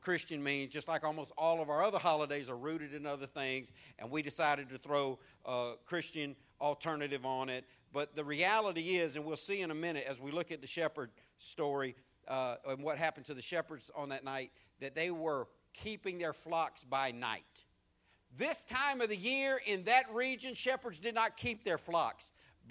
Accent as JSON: {"language": "English", "town": "San Diego", "region": "California", "country": "United States", "also_born_or_lived": "Louisiana", "moved": "yes", "lives_now": "Jackson, United States", "said": "I'm from San Diego, California."}